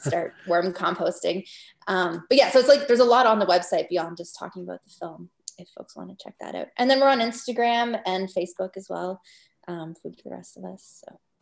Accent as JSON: {"language": "English", "region": "Northwest Territories", "country": "Canada", "said": "I'm from the Northwest Territories."}